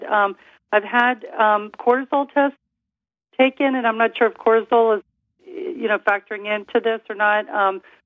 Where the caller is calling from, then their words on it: Florida, United States; I'm calling from Florida